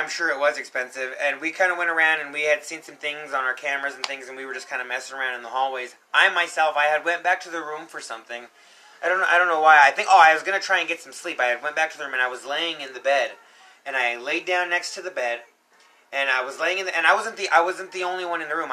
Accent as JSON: {"language": "English", "region": "Colorado", "country": "United States", "tie": "born or raised there", "said": "I was born and raised here in Colorado"}